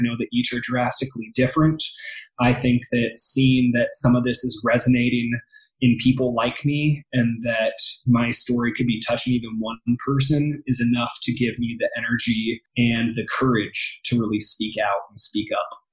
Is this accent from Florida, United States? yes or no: no; Happy Valley, Oregon, United States; now in Denver, United States; I grew up outside of Portland, Oregon, in a town called Happy Valley